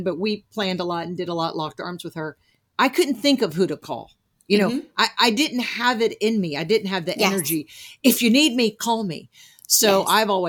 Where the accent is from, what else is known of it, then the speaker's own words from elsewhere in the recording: New Jersey, United States; born there; and you know, I was born in Jersey, but I definitely developed Southern accent, Southern.